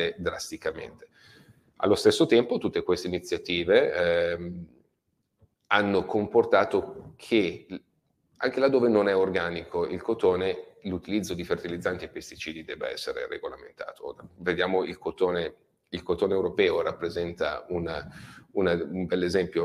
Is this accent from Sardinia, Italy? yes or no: no; Robecchetto con Induno, Lombardy, Italy; mio paesino di Robecchetto con Induno, dove si trova l'azienda